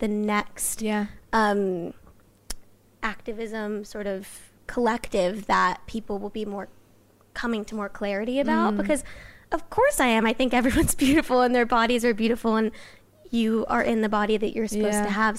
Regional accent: Los Angeles, California, United States; I grew up

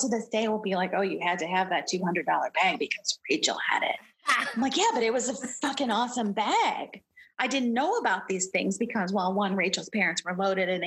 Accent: Detroit, Michigan, United States; I'm from Detroit. Not a lot of singing and acting going on here.

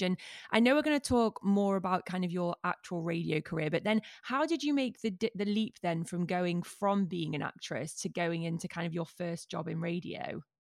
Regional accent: Manchester, North West England, United Kingdom; As a Mancunian

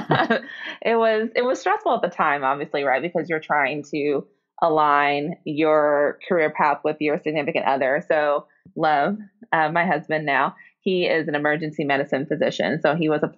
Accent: Alabama, United States; moved away; So I grew up in Alabama. My parents are from Nigeria.

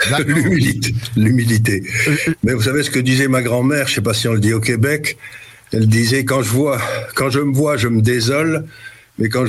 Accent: Syria; born there; c'est pour ça que je suis né en Syrie

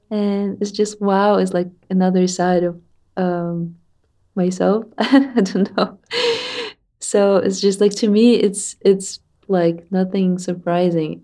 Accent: Tatarstan, Russia; I'm from Tatarstan

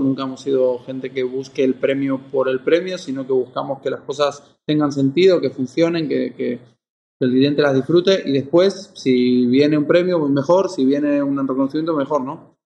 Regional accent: Mallorca, Balearic Islands, Spain; also born or lived in Argentina; yo soy argentino, pero criado aquí en Mallorca, en mi lugar en el mundo

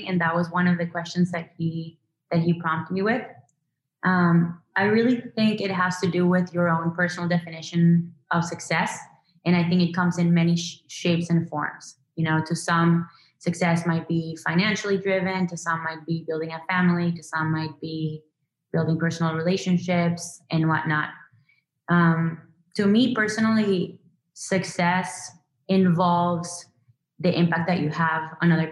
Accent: Venezuela; moved away; I grew up in Venezuela

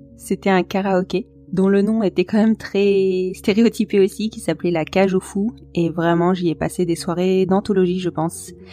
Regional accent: Bordeaux, Nouvelle-Aquitaine, France; J'ai grandi sur Bordeaux, qui pourtant est une grande ville

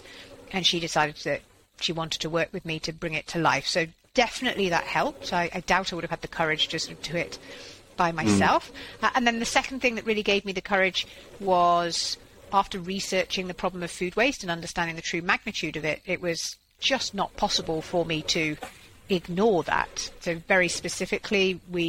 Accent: Yorkshire and the Humber, United Kingdom; moved away; also born or lived in Switzerland; I'm a farmer's daughter, so sort of food waste is akin to a crime in our family. And I was from Yorkshire, yeah. Yeah, so my parents are farmers up in North Yorkshire, and they sort of worked myself and my two younger brothers extremely hard on the family farm

